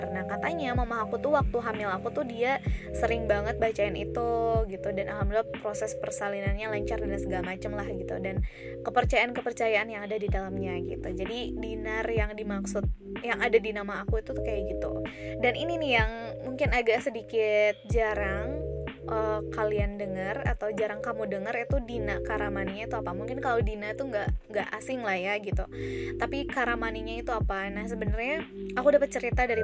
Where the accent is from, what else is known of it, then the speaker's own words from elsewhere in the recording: Bandung, West Java, Indonesia; born there; aku sebenarnya lahir di Bandung